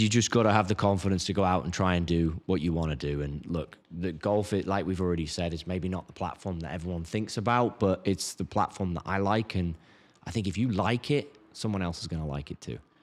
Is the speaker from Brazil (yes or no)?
no; England, United Kingdom; now in United States; I'm English